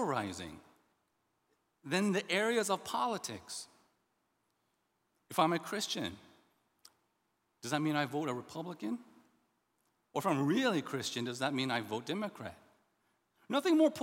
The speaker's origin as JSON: {"language": "English", "region": "the South", "country": "United States", "tie": "born or raised there", "also_born_or_lived": "Indianapolis, Indiana"}